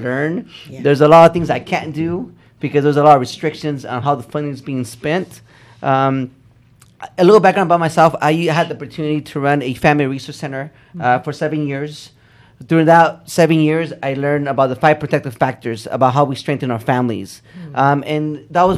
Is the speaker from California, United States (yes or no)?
yes; Fresno, California, United States; moved away as an adult; now in San Bernardino, United States; I came from the Central Valley. I grew up in Fresno. Actually, I grew up outside of Fresno